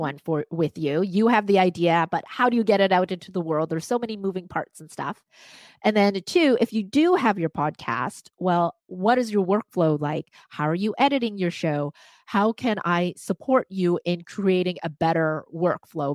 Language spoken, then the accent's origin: English; Vancouver, British Columbia, Canada; first language Cantonese; English is a second language; I grew up in Vancouver, again, in Chinatown